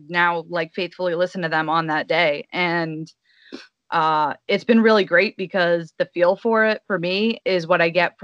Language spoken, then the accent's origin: English; Massachusetts, United States; born and raised in New England. Specifically Massachusetts